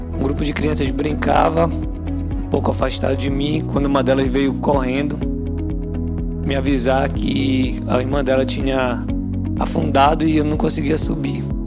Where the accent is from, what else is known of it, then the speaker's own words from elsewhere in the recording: Outeiro Island, Pará, Brazil; Na minha infância, eu morei na Ilha do Oteiro